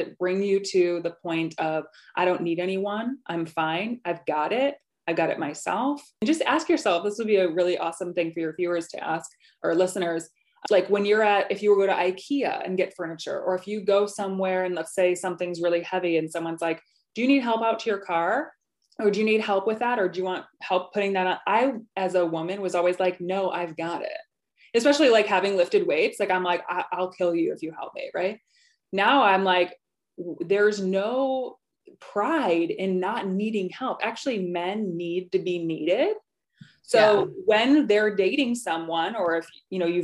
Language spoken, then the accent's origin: English; near Rockford, Illinois, United States; I still live in Illinois